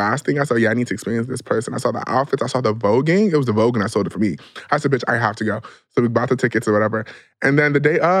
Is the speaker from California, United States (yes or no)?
no; New York, United States; now in Los Angeles, United States; I was from New York